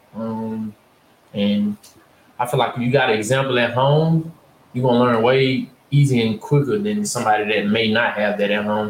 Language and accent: English; Ruston, Louisiana, United States; also born or lived in Winfield, Louisiana; I'm from Winfield. I moved from Winfield to Ruston when I was in the second grade